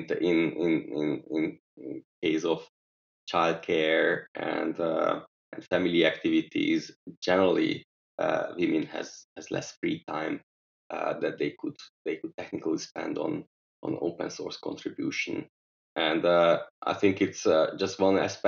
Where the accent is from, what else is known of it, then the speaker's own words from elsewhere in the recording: Budapest, Hungary; Budapest, which is my hometown